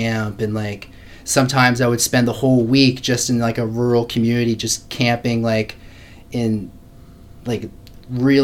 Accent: Hubbards, Nova Scotia, Canada; also born or lived in Halifax; I grew up in St. Margaret's Bay, which is just, it's in the southeast part of Nova Scotia. And basically grew up in a really rural town, Hubbard's

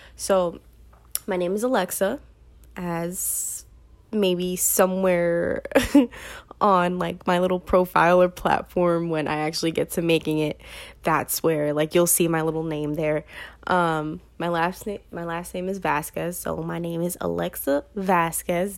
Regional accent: New York City, New York, United States; I am from New York, from Brooklyn, New York

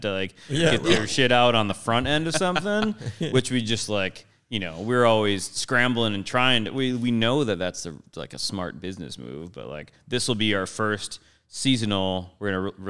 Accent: Illinois, United States; I grew up in Illinois

